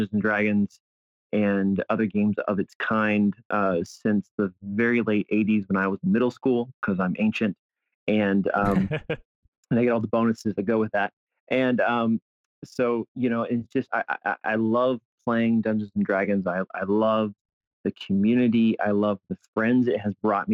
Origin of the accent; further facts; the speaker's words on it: South Carolina, United States; now in Albuquerque, United States; I grew up in South Carolina